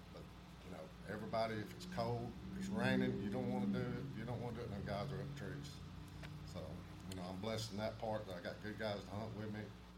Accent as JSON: {"language": "English", "town": "Attalla", "region": "Alabama", "country": "United States", "said": "I'm from Atala, Alabama."}